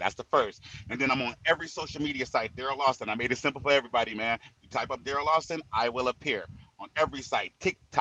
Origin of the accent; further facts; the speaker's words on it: Saginaw, Michigan, United States; I'm from Saginaw